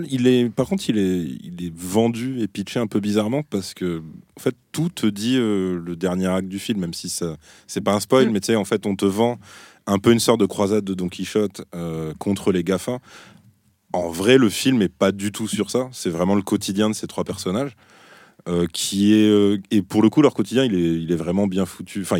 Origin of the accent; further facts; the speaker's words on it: Brittany, France; Ouais, parce que je suis breton, ma, grand-mère a inventé la galette saucisse.